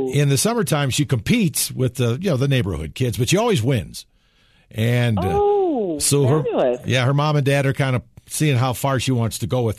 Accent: Wisconsin, United States; I was raised in Wisconsin on a lake

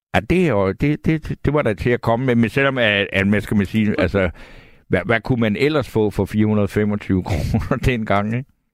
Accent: Svendborg, Southern Denmark, Denmark; also born or lived in Bornholm / Aarhus; now in Copenhagen, Denmark; jeg kommer fra Svendborg, og jeg har boet på Bornholm

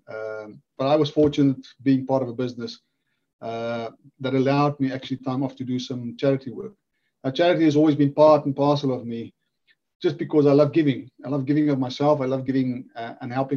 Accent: South Africa; moved away as an adult; now in Wales, United Kingdom; born and bred in South Africa

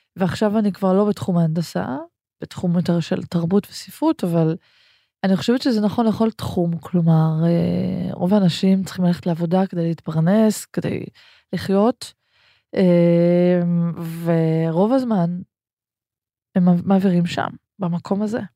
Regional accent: Ganei Tikva, Central District, Israel; הרבה חוויות מהספרייה הציבורית בגני תקווה, שם גדלנו

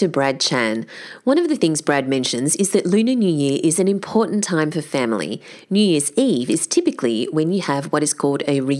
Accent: Australia; also born or lived in Singapore; I was born in Singapore and my parents migrated to Australia when I was 4.

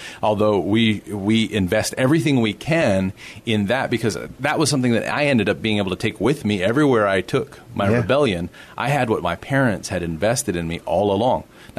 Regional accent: Corpus Christi, Texas, United States; also born or lived in San Marcos, Texas / Austin, Texas; now in San Antonio, United States; I was born and raised in Corpus Christi.

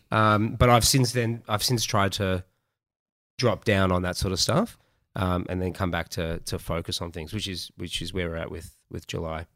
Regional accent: Melbourne, Victoria, Australia; I am from Melbourne, uh, born and bred in Melbourne

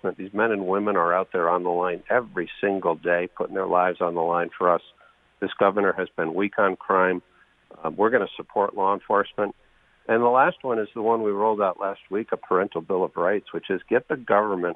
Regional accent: New Haven, Connecticut, United States; I grew up on Dixwell Avenue in New Haven

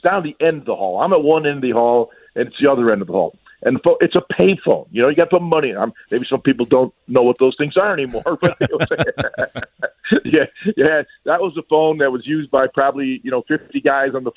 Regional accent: Lackawanna, New York, United States; In my hometown of Lackawanna, there were 21,000 people in the city

